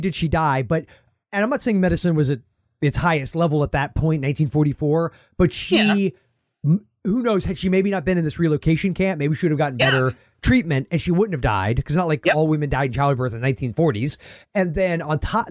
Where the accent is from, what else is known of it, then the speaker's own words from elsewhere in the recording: United States; accent: American; our accents, when we go there, make us American